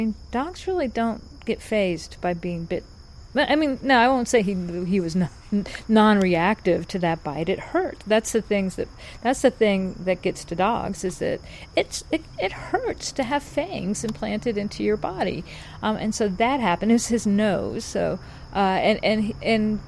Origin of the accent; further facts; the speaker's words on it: North Carolina, United States; in North Carolina, we have got three distinct regions, and I would argue three distinct accents